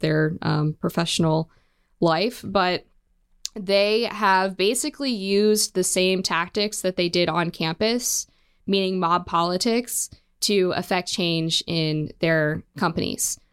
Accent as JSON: {"language": "English", "region": "Western Maryland", "country": "United States", "tie": "born or raised there", "said": "I grew up in Western Maryland."}